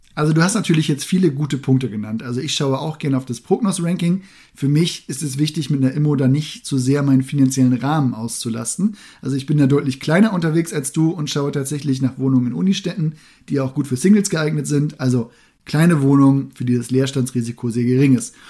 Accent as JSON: {"language": "German", "area": "Münsterland", "region": "North Rhine-Westphalia", "country": "Germany", "tie": "born or raised there", "moved": "yes", "said": "das Münsterland, meine alte Heimat"}